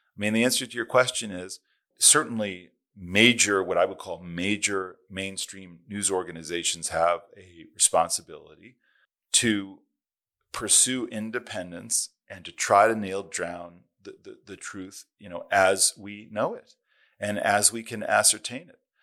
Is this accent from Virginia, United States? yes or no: no; California, United States; California, my home state